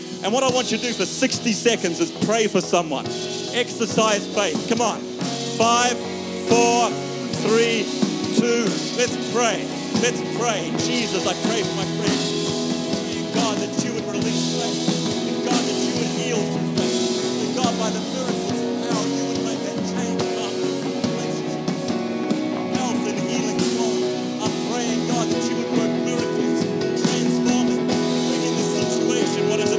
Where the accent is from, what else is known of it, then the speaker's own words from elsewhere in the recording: Australia; because we're Australian, therefore we're very introverted.